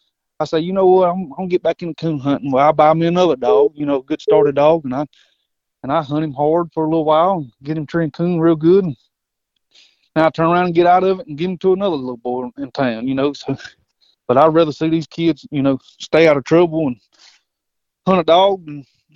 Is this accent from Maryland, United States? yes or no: no; Whitmire, South Carolina, United States; I'm from Whitmire, South Carolina, a little small town.